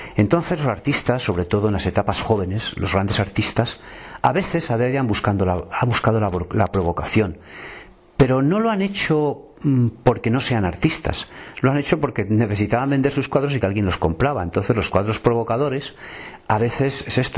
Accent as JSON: {"language": "Spanish", "town": "Salamanca", "region": "Castile and León", "country": "Spain", "tie": "born or raised there", "said": "me he criado mucho tiempo en mi vida en Salamanca"}